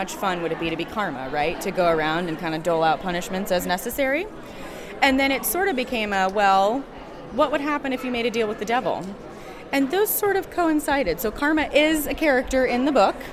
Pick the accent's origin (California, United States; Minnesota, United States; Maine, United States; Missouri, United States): Missouri, United States; St. Louis; moved away as an adult; now in Indiana, United States; I am originally from St. Louis, moved here to go to college